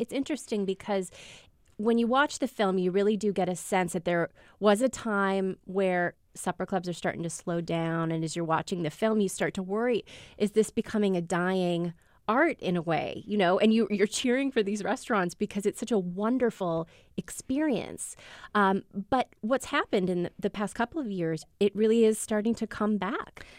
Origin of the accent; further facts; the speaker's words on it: Midwest, United States; I am born and raised in the Midwest